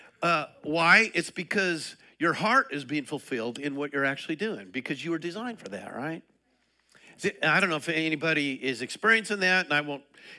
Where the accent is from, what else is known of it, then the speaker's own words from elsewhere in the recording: Colorado, United States; now in Liberty Hill, United States; I'm from Colorado